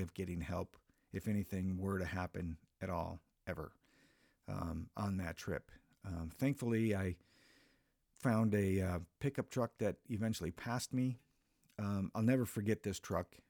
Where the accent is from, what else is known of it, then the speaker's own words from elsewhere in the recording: Minnesota, United States; moved away as an adult; back in my home state uh, of Minnesota, where I'm from.